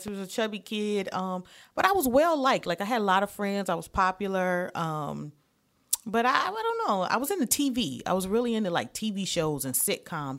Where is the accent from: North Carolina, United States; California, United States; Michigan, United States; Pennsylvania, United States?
Michigan, United States; Detroit; moved away; I am originally from Detroit, Michigan